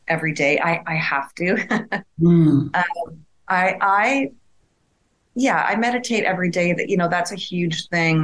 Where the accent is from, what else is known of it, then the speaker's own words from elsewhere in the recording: Sherwood Park, Alberta, Canada; moved away as an adult; also born or lived in Edmonton, Alberta; now in Lisbon, Portugal; I'm a girl from Edmonton, Alberta. Well, I actually grew up in Sherwood Park, Alberta, the world's largest hamlet.